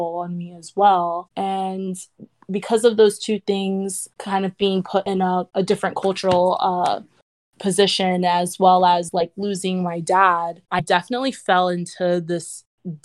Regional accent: South Florida, United States; also born or lived in Wisconsin / Atlanta; I was originally born in Wisconsin. I grew up in South Florida

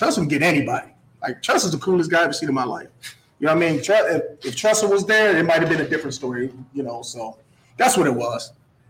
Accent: Akron, Ohio, United States; I grew up on Valdez on the west side of Akron.

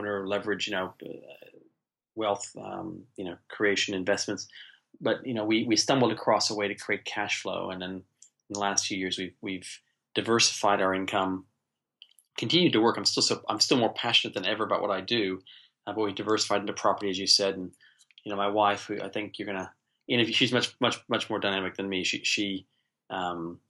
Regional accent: United States; now in New Zealand; I'm American originally. I've been living here in New Zealand, in the most beautiful country, best country in the world, for the last, 33 years

